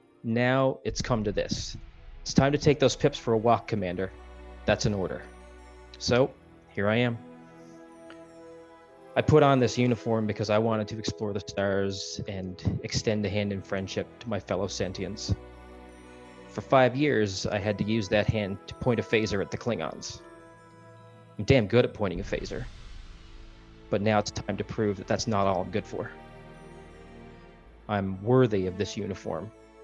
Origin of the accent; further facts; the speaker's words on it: Eastern Canada, Canada; I'm from Eastern Canada